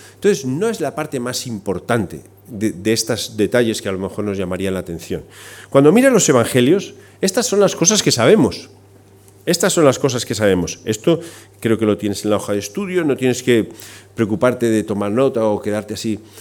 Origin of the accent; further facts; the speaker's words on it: Spain; en España somos